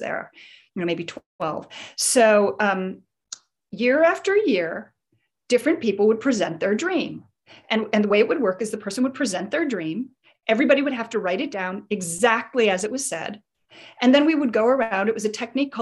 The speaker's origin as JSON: {"language": "English", "town": "Chicago", "region": "Illinois", "country": "United States", "tie": "born or raised there", "said": "my childhood when I grew up in Chicago"}